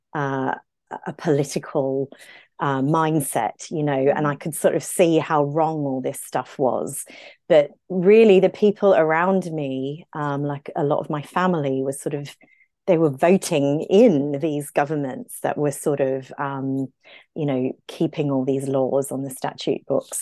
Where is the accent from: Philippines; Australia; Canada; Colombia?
Australia; Brisbane, Queensland; accent: Aussie; moved away as an adult; now in London, United Kingdom; I grew up in Brisbane, in Queensland, in a very tropical, sunny place.